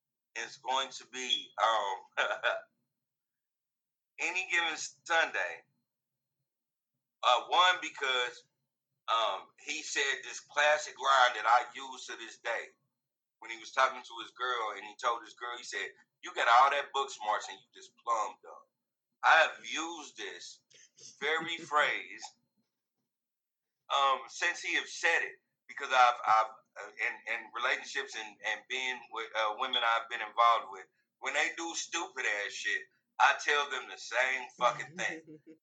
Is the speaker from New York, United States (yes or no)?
yes; Queens, New York, United States; because I grew up in Queens, nigga. There ain't nothing soft about me.